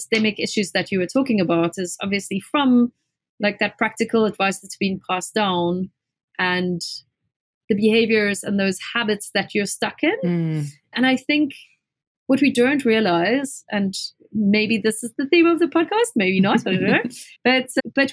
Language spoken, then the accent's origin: English; Springs, Gauteng, South Africa; So I come from a small town in South Africa. It's a really kind of like a mining town called Springs.